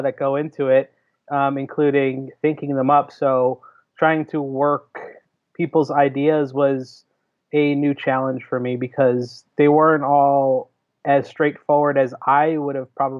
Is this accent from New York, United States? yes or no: no; Jersey City, New Jersey, United States; I grew up in Jersey City. Like I grew up in the city till I was 10.